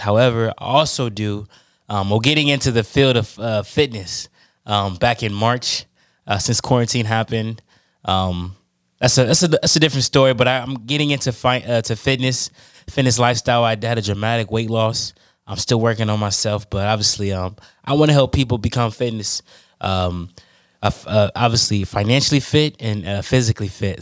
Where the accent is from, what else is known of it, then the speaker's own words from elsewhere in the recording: Oakland, California, United States; I'm from, born and raised in Oakland, California